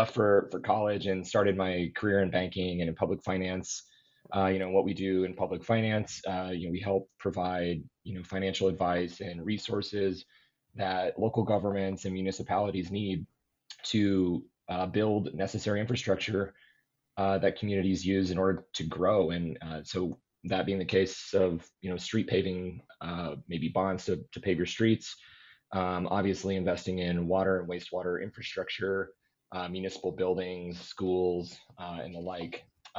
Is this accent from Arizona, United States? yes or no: no; Des Moines, Iowa, United States; Born and raised here in Iowa. I grew up actually in the Des Moines area in some suburbs on the eastern side of the city. So, you know, Bondurant, Pleasant Hill, Altoona. My parents moved around a little bit.